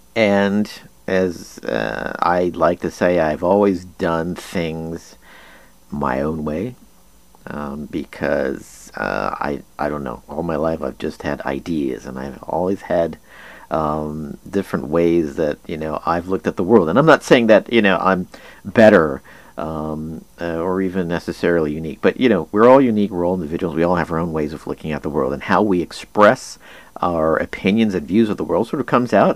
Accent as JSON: {"language": "English", "town": "Junction City", "region": "Kansas", "country": "United States", "tie": "born or raised there", "also_born_or_lived": "Chinon, France", "said": "after I grew up in Junction City, I graduated from St. Xavier's High School"}